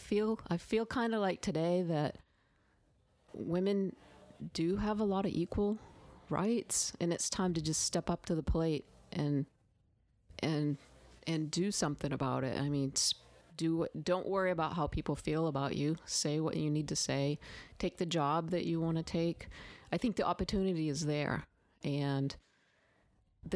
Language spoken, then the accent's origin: English; Maine, United States; moved away as an adult; now in the South, United States; I did not grow up in the South. I grew up in Maine.